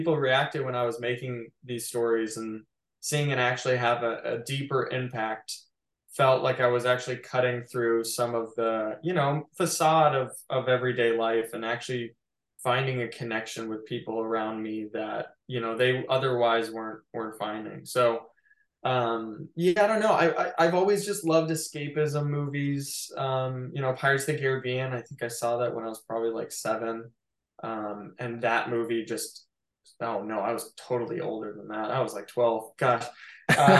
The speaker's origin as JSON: {"language": "English", "region": "Midwest", "country": "United States", "tie": "born or raised there", "said": "I think in many ways, I found growing up in the Midwest incredibly boring."}